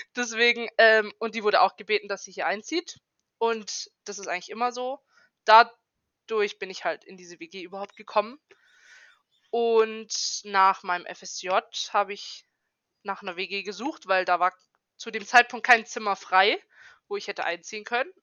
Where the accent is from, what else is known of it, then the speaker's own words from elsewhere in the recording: Karlsruhe, Baden-Württemberg, Germany; now in Esslingen, Germany; ich komme ursprünglich aus Karlsruhe und wohne jetzt in Esslingen